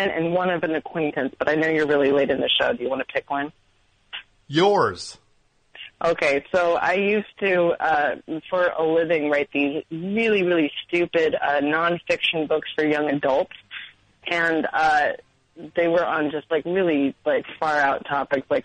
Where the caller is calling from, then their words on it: Queens, New York, United States; Okay, really embarrassingly, I'm actually calling from Queens because I got priced out of Brooklyn already.